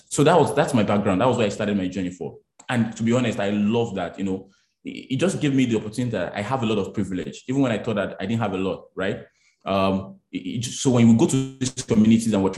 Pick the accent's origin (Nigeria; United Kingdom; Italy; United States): Nigeria; Abeokuta, Ogun State; I grew up in Abeokuta, in Kuto. So I was grew up in the market